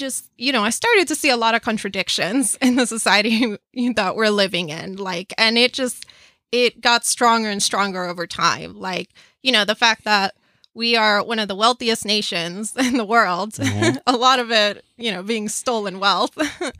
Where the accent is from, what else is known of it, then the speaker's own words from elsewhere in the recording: Cuba; moved away; We're from Cuba.